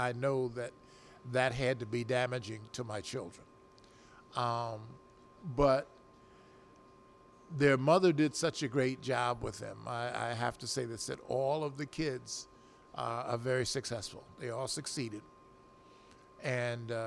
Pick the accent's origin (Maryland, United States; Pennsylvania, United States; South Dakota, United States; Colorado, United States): Pennsylvania, United States; Philadelphia; I was from South Philadelphia